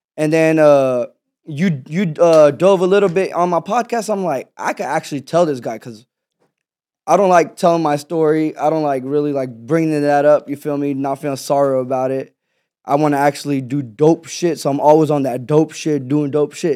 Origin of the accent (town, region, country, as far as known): Houston, Texas, United States; born or raised there; also born or lived in Pakistan